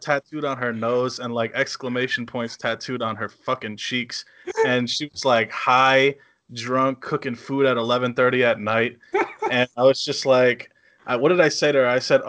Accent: New England, United States; accent: New England; my accent, New England accent.

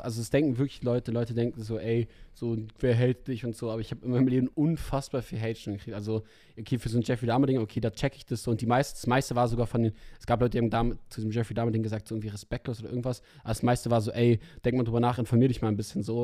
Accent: Berlin, Germany; als Berliner

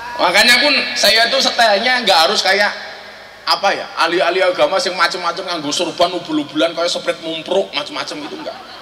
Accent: Indonesia; kami dilahirkan di Indonesia

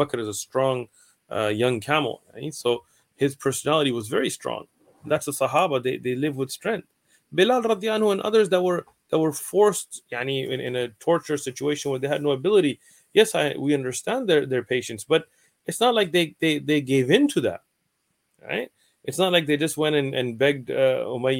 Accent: San Diego, California, United States; I'm here in San Diego. I'm raised in San Diego. I'm from San Diego

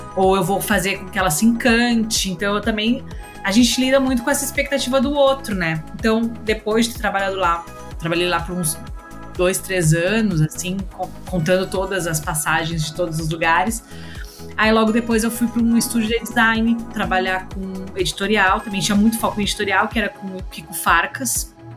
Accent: Rio Grande do Sul, Brazil; moved away as an adult; also born or lived in Santa Maria; now in São Paulo, Brazil; eu sou do Rio Grande do Sul

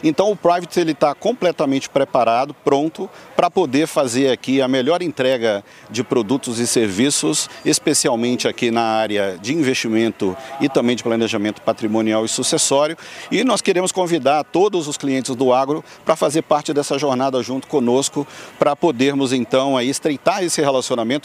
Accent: Muriaé, Minas Gerais, Brazil; now in São Paulo, Brazil; Eu tenho origem do interior, no interior de Minas Gerais, né, uhum. de uma é. cidade pequena chamada Muriaé

